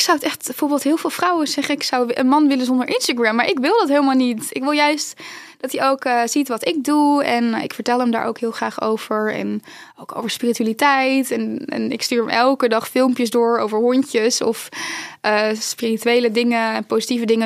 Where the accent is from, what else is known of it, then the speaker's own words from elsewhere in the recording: North Brabant, Netherlands; in Brabant, waar ik vandaan kom